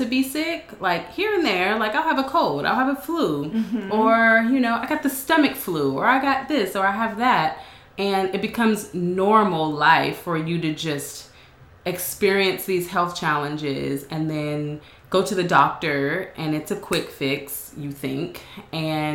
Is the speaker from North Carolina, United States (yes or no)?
no; Knoxville, Tennessee, United States; accent: southern drawl; moved away; also born or lived in Atlanta, Georgia / California; I was born in Knoxville, Tennessee